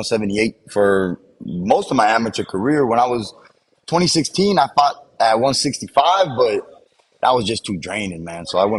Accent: United States; I'm American, but my pops is Cuban. You know, he's Cuban descent. My mom is like me. Her parents were Cuban, but she was born in L.A.

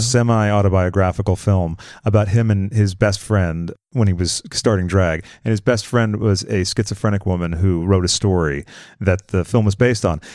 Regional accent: East Coast, United States; moved away as an adult; now in Los Angeles, United States; I'm from the East Coast

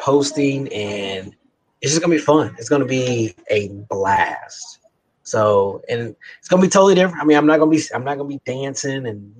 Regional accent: Kansas City, United States; We're both from Kansas City.

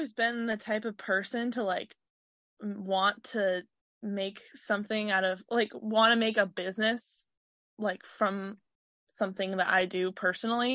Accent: Seattle, Washington, United States; I grew up in Washington my whole life. I grew up specifically in Seattle

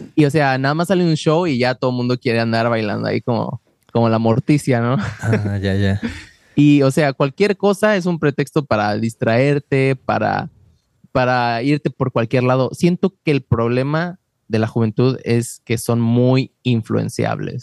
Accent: Mexico; now in Wisconsin, United States; yo soy de México

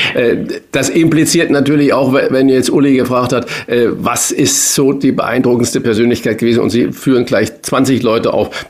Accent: Saarland, Germany; moved away as an adult; also born or lived in Hamburg; bin gebürtiger Saarländer

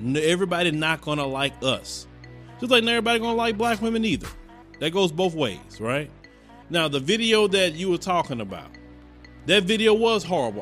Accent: Chicago, Illinois, United States; I'm from Chicago

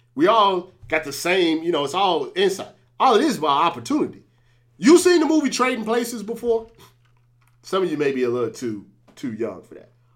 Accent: St. Louis, Missouri, United States; I was born in Saint Louis

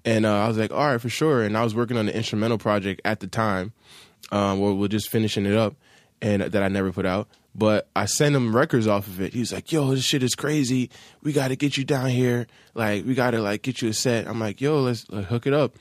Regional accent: Hackensack, New Jersey, United States; moved away as an adult; now in Los Angeles, United States; I'm from Hackensack, New Jersey, Bergen

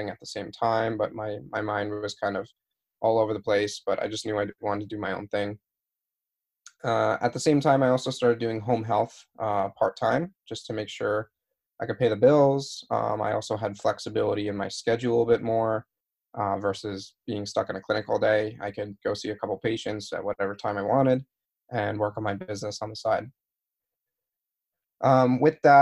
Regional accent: New York, United States; moved away as an adult; also born or lived in Arizona / Pennsylvania; now in San Diego, United States; I'm from New York. Like, I come from a place where you either step on or step over people.

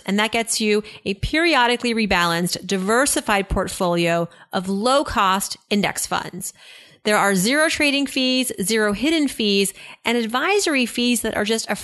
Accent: East Coast, United States; I'm Iranian, that I grew up on the East Coast

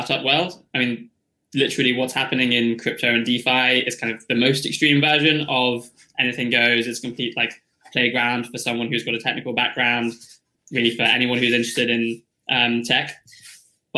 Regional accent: United Kingdom; I'm from the UK

